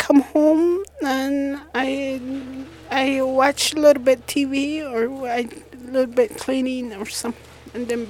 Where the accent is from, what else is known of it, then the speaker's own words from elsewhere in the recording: United States; I grew up on Navajo Reservation.